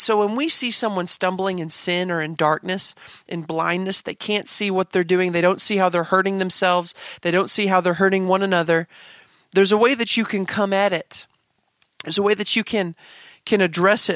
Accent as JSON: {"language": "English", "region": "Kansas", "country": "United States", "tie": "born or raised there", "said": "I grew up in Kansas"}